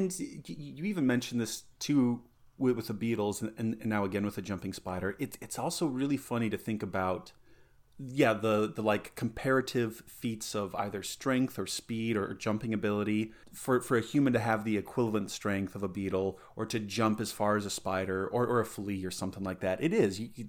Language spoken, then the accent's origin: English; Colorado, United States; also born or lived in Southern California; I was actually born in Southern California. And I lived there until I was five, and then my family moved back to Colorado. That's where my folks were from.